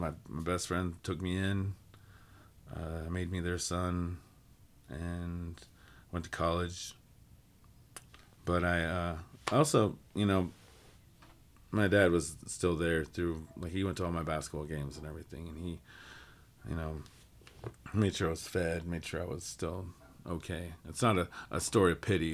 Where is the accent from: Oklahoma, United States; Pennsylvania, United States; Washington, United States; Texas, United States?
Oklahoma, United States; Cushing; moved away; growing up in Cushing, which was a small town